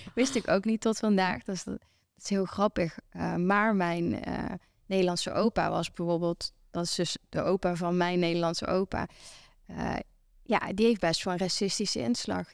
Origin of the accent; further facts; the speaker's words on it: Venlo, Limburg, Netherlands; Ik kom uit Venlo